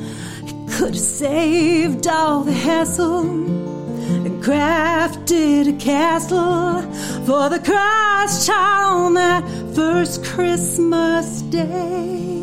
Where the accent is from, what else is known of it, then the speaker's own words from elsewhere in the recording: Mississippi, United States; also born or lived in Utah; I came from Mississippi. Mm-hmm. To Utah